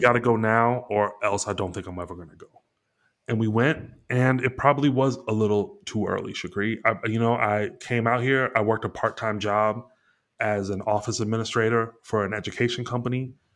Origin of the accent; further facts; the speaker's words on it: Dayton, Ohio, United States; now in Los Angeles, United States; I'm from Ohio